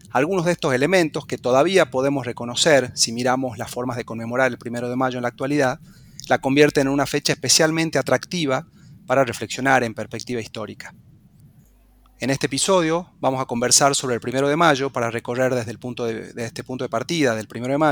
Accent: Argentina

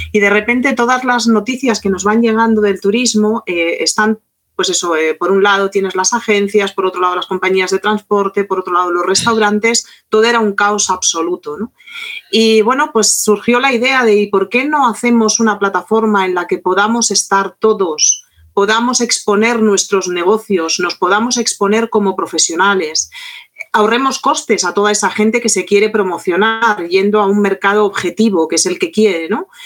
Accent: Argentina; oye, que soy un guía argentino, que hablo francés

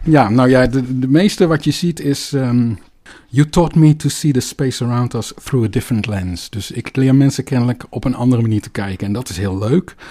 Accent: Netherlands; accent: Dutch; mijn Nederlands accent

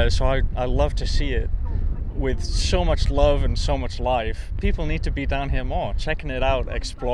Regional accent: Barrow-in-Furness, North West England, United Kingdom; I'm from Barrow and Furness.

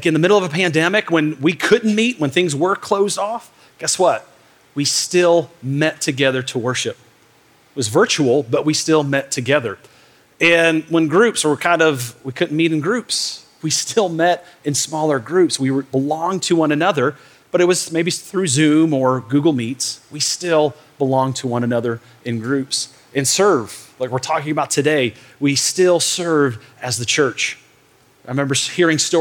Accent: Michigan, United States; I grew up in Michigan in the north

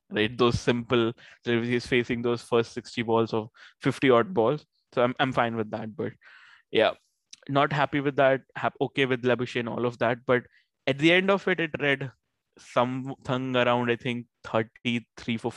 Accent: Australia; Those spells were brutal to watch as an Aussie fan

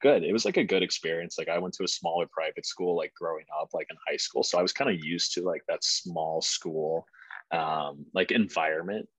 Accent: St. Louis, Missouri, United States; moved away as an adult; now in Boston, United States; I'm from St. Louis, like born and raised there, like literally Midwest

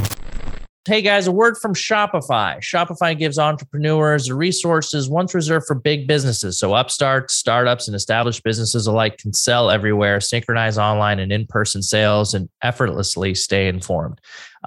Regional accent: United States; somebody who had a not normal name growing up in the United States

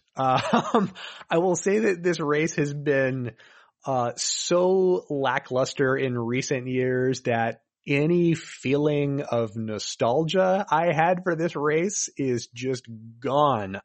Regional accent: Daytona Beach, Florida, United States; I was raised in Daytona

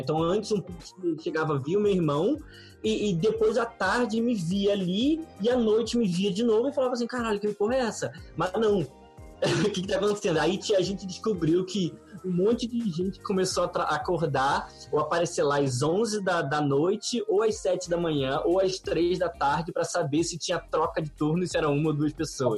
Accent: Rio de Janeiro, Brazil; Nascido e criado no Rio de Janeiro

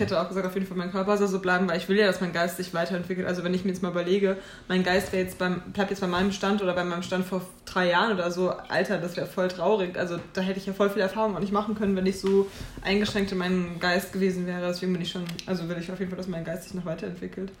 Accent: Oberursel, Hesse, Germany; ich bin äh, in Ursel äh, aufgewachsen

